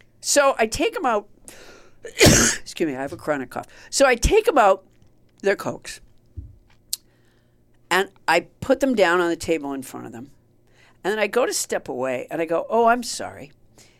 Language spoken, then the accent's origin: English; Massachusetts, United States; also born or lived in Orlando, Florida; I was so homesick from Massachusetts that I came back